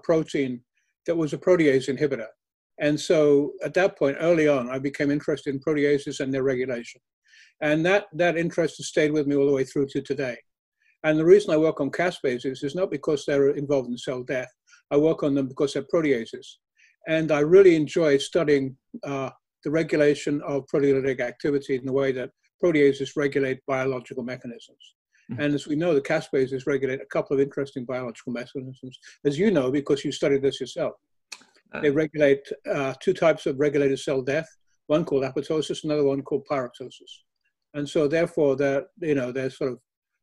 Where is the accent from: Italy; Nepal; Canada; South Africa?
South Africa; moved away; also born or lived in United Kingdom; I was born in South Africa